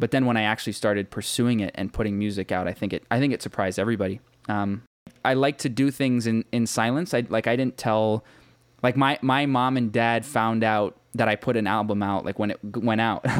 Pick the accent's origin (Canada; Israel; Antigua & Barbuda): Canada; Markham, Ontario; I grew up in Markham, which is a small suburb about thirty minutes northeast of Toronto in Canada.